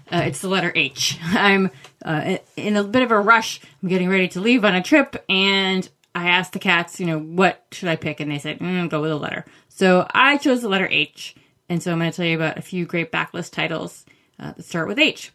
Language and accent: English; Maine, United States; I grew up in Maine